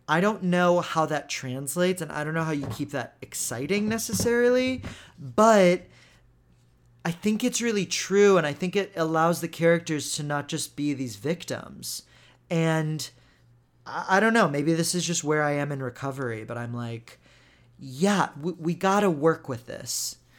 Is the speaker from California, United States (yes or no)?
no; Texas, United States; also born or lived in Israel; I grew up in Texas